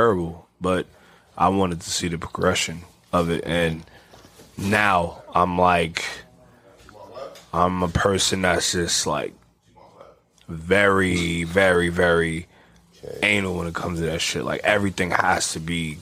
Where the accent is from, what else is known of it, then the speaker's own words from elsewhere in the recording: New York City, New York, United States; I'm from the Bronx